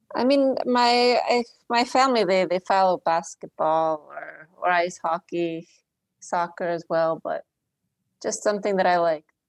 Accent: Philadelphia, Pennsylvania, United States; also born or lived in King of Prussia, Pennsylvania / Blue Bell, Pennsylvania / Poland; I grew up in the Philadelphia area.

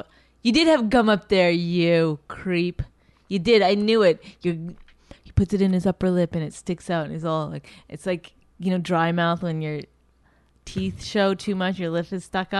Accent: Astoria, New York, United States; I grew up in Astoria.

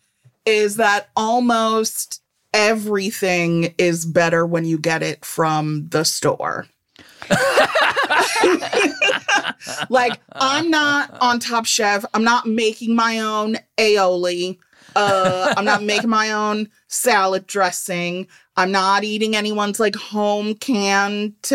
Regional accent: Midwest, United States; I'm from the Midwest. It's like half my blood is mayonnaise

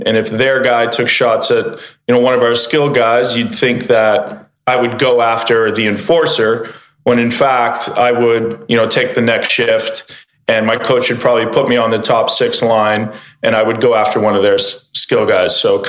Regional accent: Canada; So I grew up in Canada, and you know, as soon as you get born, you can walk, you get put on skates.

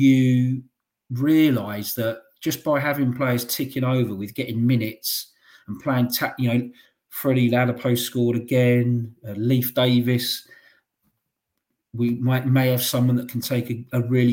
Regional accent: London, United Kingdom; I'm from North London

